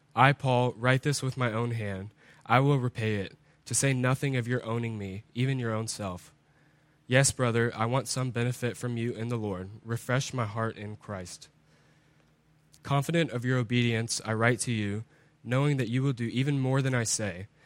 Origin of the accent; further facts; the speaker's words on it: United States; as Americans, as English-speaking people